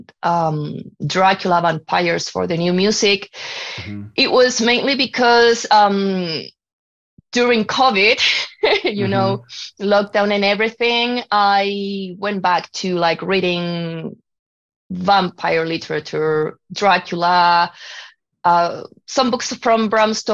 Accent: Chile; moved away as an adult; now in Canada; I'm from Chile

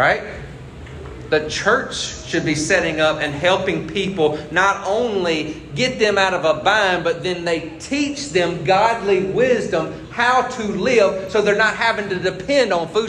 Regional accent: United States; I'm proud of where I live. I'm proud I'm American.

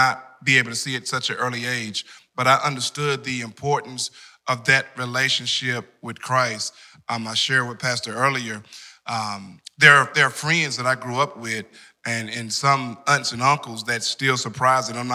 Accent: Wendell, North Carolina, United States; the amazing large town of Wendell

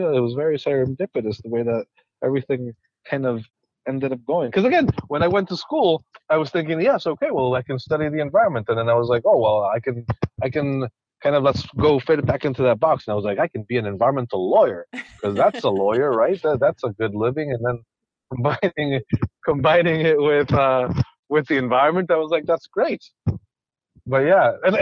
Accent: Quito, Pichincha, Ecuador; moved away; I was born and raised in Ecuador

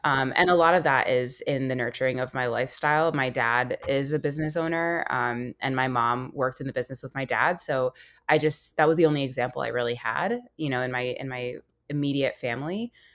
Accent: United States; growing up in America and having two parents that, uh, you know, immigrated here

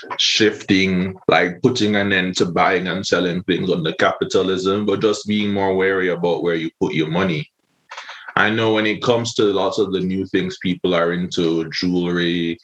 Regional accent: Hellshire, Saint Catherine, Jamaica; You know, I'm from Hellshire. I used to go to Hellshire a lot as a child.

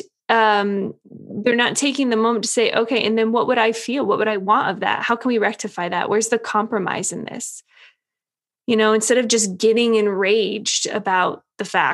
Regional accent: United States; being an American

